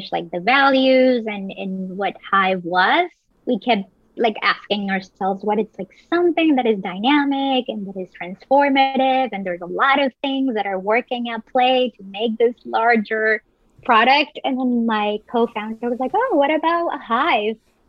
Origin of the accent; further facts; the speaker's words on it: Medellín, Antioquia, Colombia; also born or lived in Providence; now in New York, United States; I'm originally from Colombia. So I grew up in beautiful Medellin, Colombia.